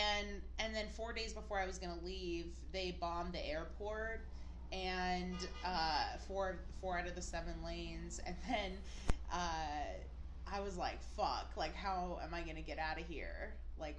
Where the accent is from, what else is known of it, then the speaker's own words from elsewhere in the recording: Seattle, Washington, United States; I was born in Seattle.